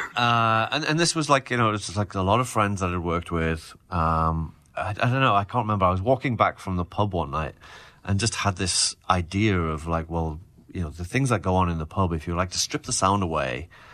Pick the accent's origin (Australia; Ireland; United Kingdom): United Kingdom; Newcastle upon Tyne, North East England; my hometown of Newcastle